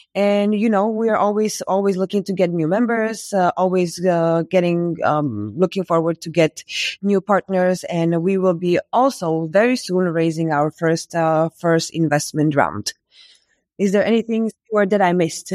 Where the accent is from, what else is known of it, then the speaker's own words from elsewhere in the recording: Bratislava, Bratislava Region, Slovakia; also born or lived in Berlin; I am from Slovakia, in Bratislava, where I am based right